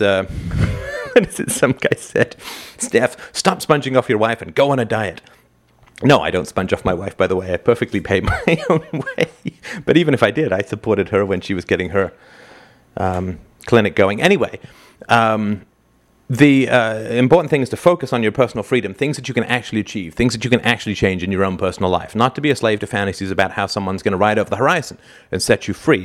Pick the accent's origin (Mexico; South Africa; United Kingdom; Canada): Canada; I'm a Canadian